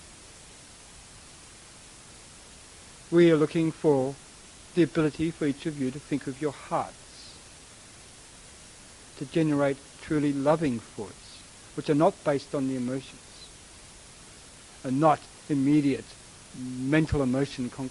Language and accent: English; Australia; moved away; I am a bit of a mixture, but I come from Australia originally